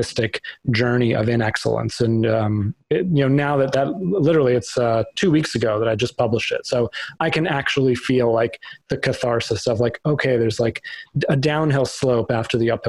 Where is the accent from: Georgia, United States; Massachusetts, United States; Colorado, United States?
Massachusetts, United States; Boston; moved away as an adult; also born or lived in New York; now in Connecticut, United States; So I grew up in Boston, went to undergrad there